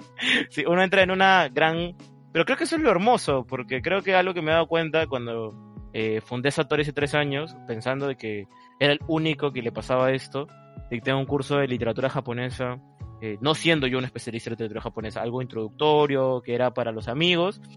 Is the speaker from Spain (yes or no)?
no; Peru; yo soy de Perú